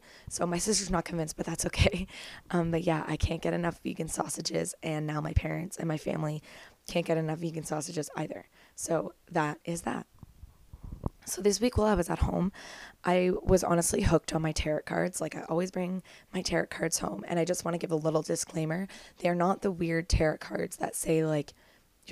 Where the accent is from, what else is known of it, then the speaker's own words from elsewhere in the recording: Kemmelford, Ontario, Canada; moved away as an adult; now in Toronto, Canada; There's just a lot of people in my house in Kemmelford